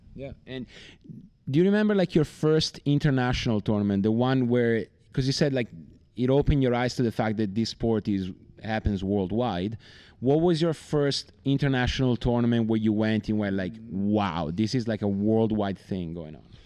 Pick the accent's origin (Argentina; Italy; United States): Italy; I'm from Italy